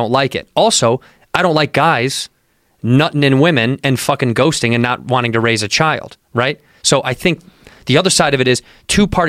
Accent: Midwest, United States; I grew up in the Midwest

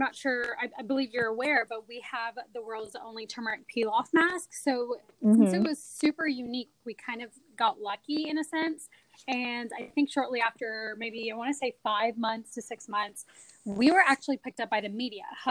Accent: Austin, Texas, United States; also born or lived in India / Urbana-Champaign, Illinois; I am an Austin local

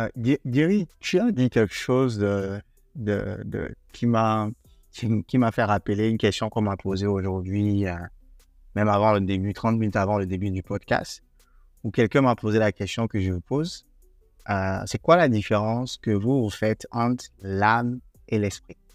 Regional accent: Togo; chez moi, au Togo

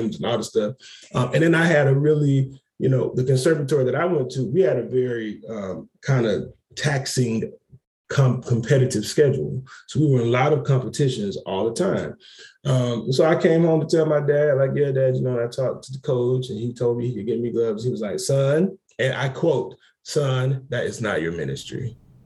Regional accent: Macon, Georgia, United States; I grew up, I was born in Macon, Georgia, and I was blessed to grow up around almost four generations of my family

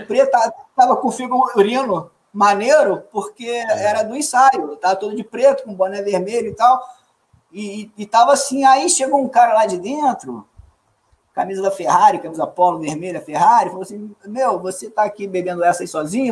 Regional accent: Minas Gerais, Brazil; somos mineiros também, mas somos de outro flanco. Somos de outro flanco, outra área de Minas

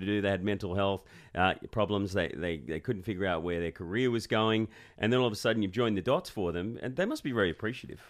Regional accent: Sydney, New South Wales, Australia; I grew up in Sydney and my dad made me play rugby league.

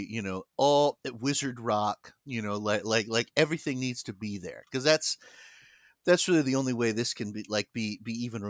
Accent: United Kingdom; Yeah. I'm here because I'm British.

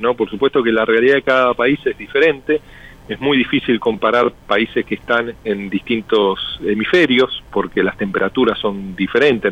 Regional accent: Argentina

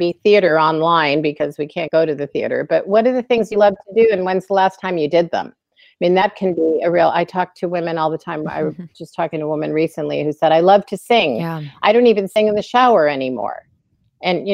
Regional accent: Illinois, United States; also born or lived in Pennsylvania; when I was a kid growing up in Illinois

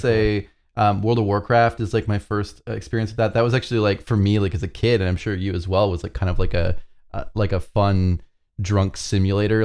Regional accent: Canada; as a Canadian who doesn't have access to Dunkin' Donuts

